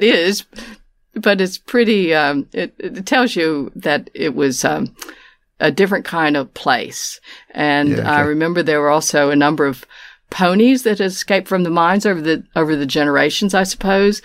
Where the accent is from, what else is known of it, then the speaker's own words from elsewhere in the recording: Appalachian Mountains of West Virginia, United States; moved away as an adult; now in Melbourne, Australia; I'm from the Appalachian Mountains of West Virginia, is where I was born